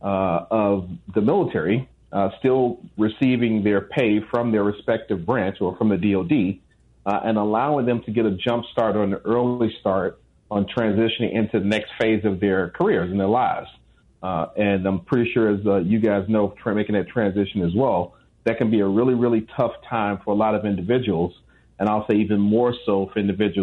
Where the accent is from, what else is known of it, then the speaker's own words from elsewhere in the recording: Chicago, Illinois, United States; I'm from Chicago